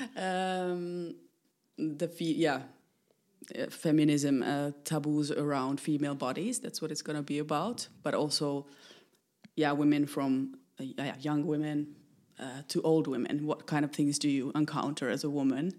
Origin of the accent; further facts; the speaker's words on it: Finland; moved away as an adult; now in Netherlands; I'm coming originally from Finland. I've lived 20, more than 25 years in, in the Netherlands, making work.